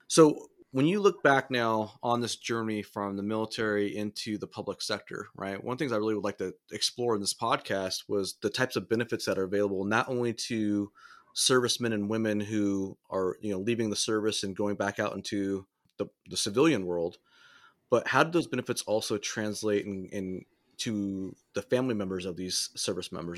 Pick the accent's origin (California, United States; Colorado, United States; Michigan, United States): California, United States; Southern; I grew up in Southern California